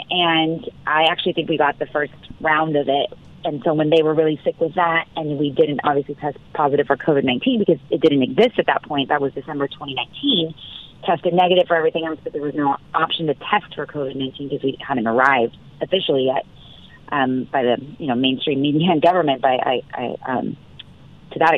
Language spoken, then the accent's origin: English; Orange County, California, United States; my hometown of Orange County